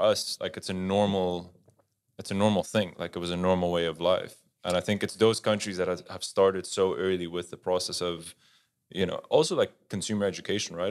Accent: Netherlands; moved away; I grew up in Holland

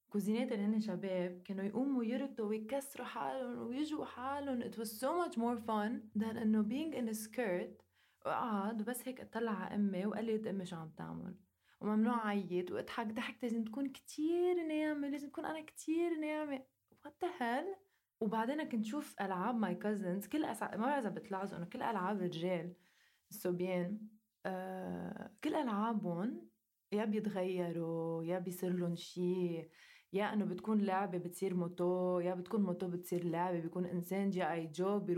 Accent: Lebanon; اللي ما بيعرف انه انا لبنانيه انا لبنانيه وعايشه بلبنان

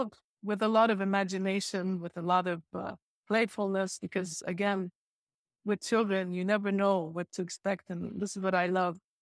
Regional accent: Beirut, Beirut Governorate, Lebanon; also born or lived in Jordan / Nablus / San Francisco; growing up in Lebanon

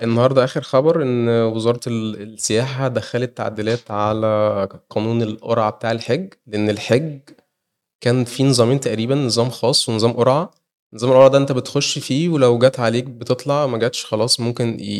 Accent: Egypt; احنا كلنا كمصريين

